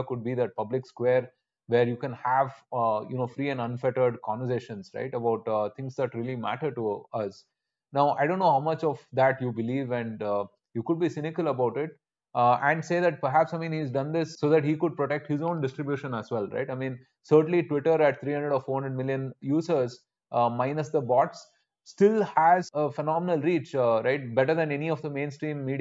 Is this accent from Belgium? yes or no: no; India